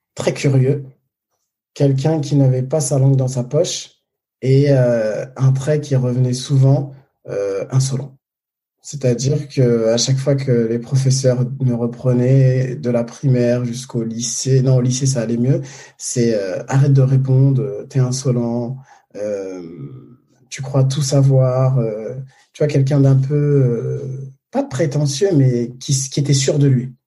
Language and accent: French; Paris, Île-de-France, France; je suis né à Paris